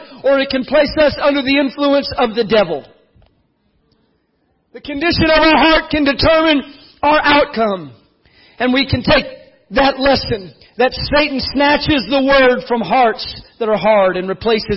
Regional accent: South Texas, United States; I grew up in South Texas

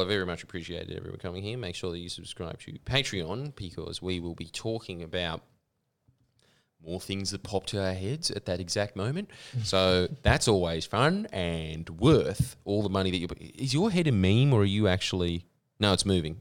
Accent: Pakistan; moved away; my home country

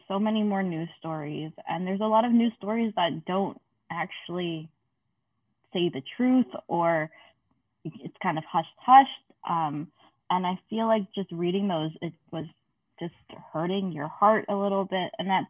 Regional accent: Canada; I am a second generation Canadian. So that means my parents weren't born here

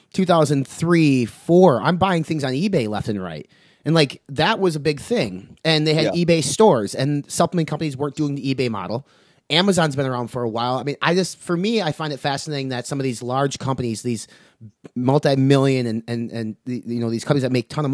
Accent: Wisconsin, United States; I'm from Wisconsin

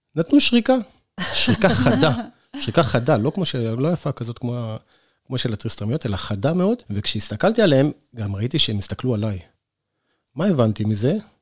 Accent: Northern Israel, Israel; now in Sde Boker, Israel; אני נולדתי בצפון בכלל

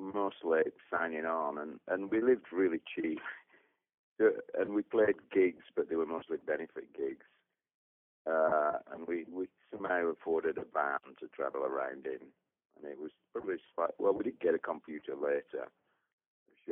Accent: Burnley, North West England, United Kingdom; moved away as an adult; also born or lived in Leeds; we are from Burnley, Lancashire

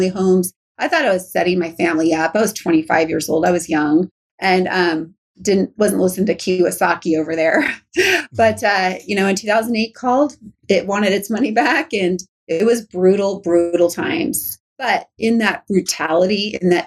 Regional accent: Riverside, California, United States; also born or lived in Norco, California / Orange County, California / Huntington Beach, California; I love my home state, but Riverside and Norco, I grew up like on like dirt land

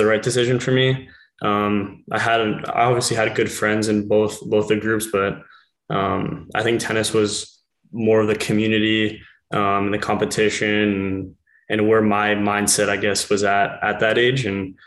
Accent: King City, Ontario, Canada; also born or lived in Penn State; I was born in live in King City, Ontario

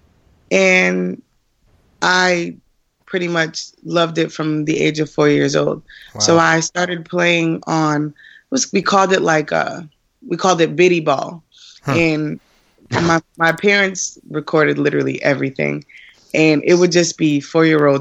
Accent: Springfield, Massachusetts, United States; I was born in Springfield, Massachusetts.

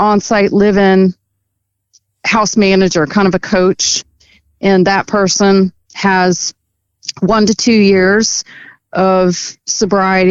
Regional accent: Maryland, United States; also born or lived in Northern Virginia; now in Virginia, United States; I grew up in Maryland, moved over to Virginia.

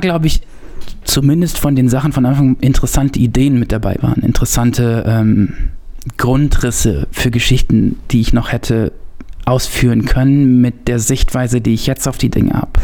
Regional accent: North Rhine-Westphalia, Germany; ich bin Ostwestfale gebürtig, bin da so aus dem Purgatorium der Langeweile, Bielefeld, Paderborn, Gütersloh

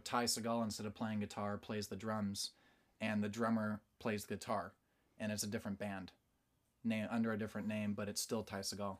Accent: Portland, Oregon, United States; now in Nashville, United States; I was born in Portland, Oregon

